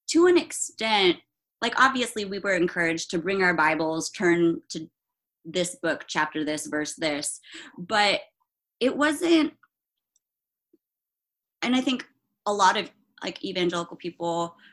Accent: Philippines; also born or lived in Germany; I'm Filipino, so there's that whole uh, like Asian parent aspect.

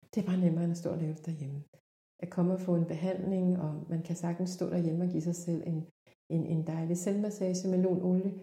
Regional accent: South Korea; now in Denmark; i Korea, hvor jeg er fra oprindeligt

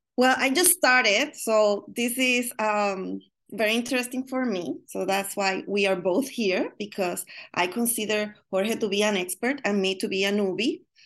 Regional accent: Puerto Rico; now in Chicago, United States; I'm from Puerto Rico

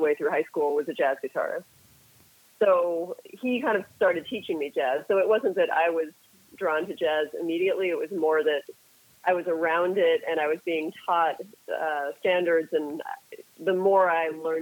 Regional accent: Brookline, Massachusetts, United States; moved away as an adult; now in New York, United States; I am from the Boston area, more specifically from the town of Brookline, Massachusetts, or most of my childhood was spent in Brookline, Massachusetts

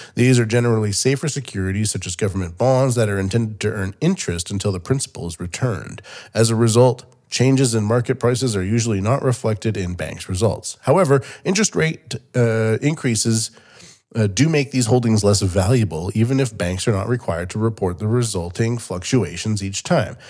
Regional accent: Canada; moved away as an adult; now in Japan; Canada where I'm from

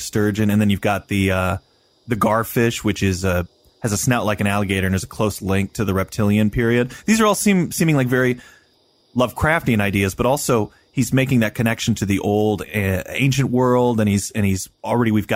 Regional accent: Quad Cities, United States; Chris and I grew up on the Mississippi

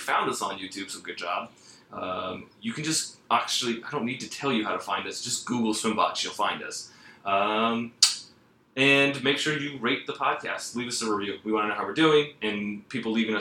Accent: Atlanta, Georgia, United States; I grew up in Atlanta

